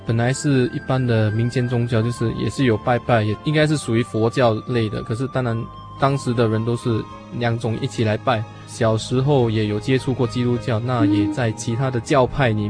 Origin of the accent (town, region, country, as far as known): Singapore